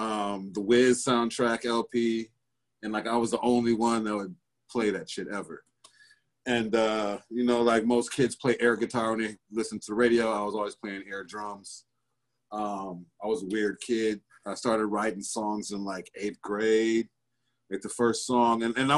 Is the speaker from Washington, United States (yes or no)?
no; Milwaukee, Wisconsin, United States; I grew up on Sherman and Good Hope. My parents were both MPS teachers and administrators. So they had to build a house in the city.